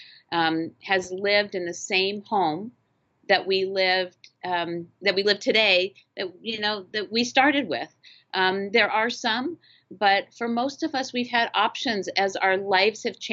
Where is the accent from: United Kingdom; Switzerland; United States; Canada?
United States; Phoenix, Arizona; Phoenix is unique. It's my hometown